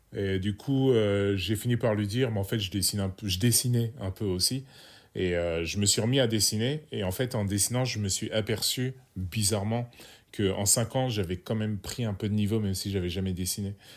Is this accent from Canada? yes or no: no; Sens, Bourgogne-Franche-Comté, France; je suis originaire de Sens, un petit bled en Bourgogne